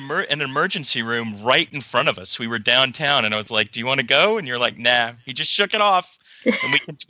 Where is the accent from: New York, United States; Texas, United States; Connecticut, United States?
Texas, United States; now in Los Angeles, United States; I live out in sunny Los Angeles. I grew up in Texas, though, mostly.